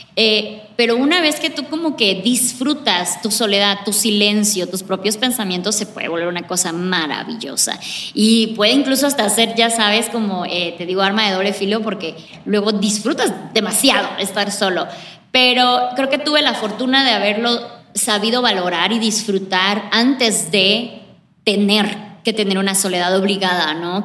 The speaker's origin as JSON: {"language": "Spanish", "country": "Mexico", "moved": "as an adult", "said": "Tendría como unos 24 años cuando ya salí por fin de México."}